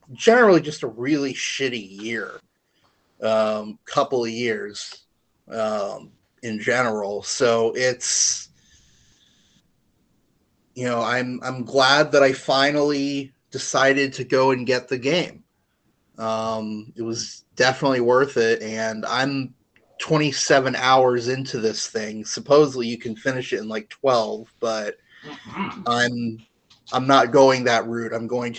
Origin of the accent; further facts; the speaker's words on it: Orlando, Florida, United States; growing up in Orlando, going to Disney quite a bit